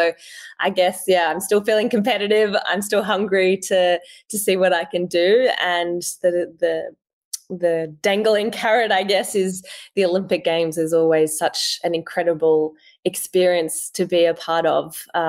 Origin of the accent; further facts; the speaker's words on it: France; born there; knowing, I guess, that I was born in France is really special.